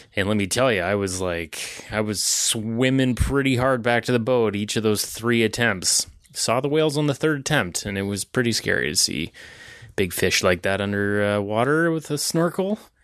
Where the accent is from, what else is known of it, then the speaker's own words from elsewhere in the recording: Ontario, Canada; I'm from Ontario.